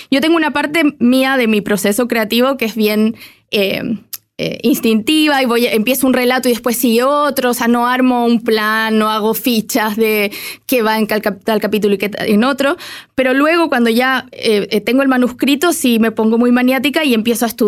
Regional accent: Santiago, Santiago Metropolitan Region, Chile; moved away as an adult; also born or lived in United States; estoy en Chile, soy chilena, digamos, regresé

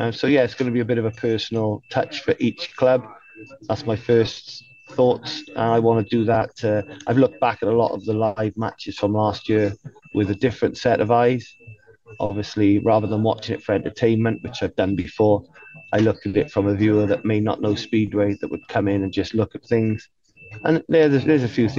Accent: United Kingdom; I'm a British person

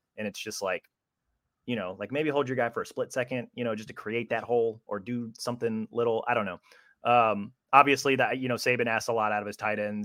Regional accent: Kansas City, Missouri, United States; I'm originally from Kansas City.

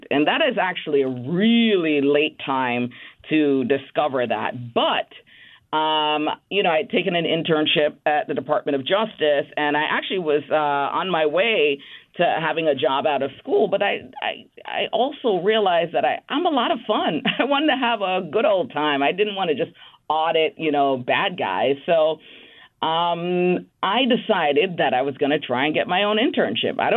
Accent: Bronx, New York, United States; born or raised there

